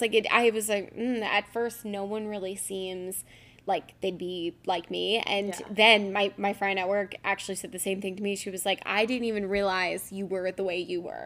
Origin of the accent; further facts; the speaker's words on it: Philadelphia, Pennsylvania, United States; lucky we're from Philly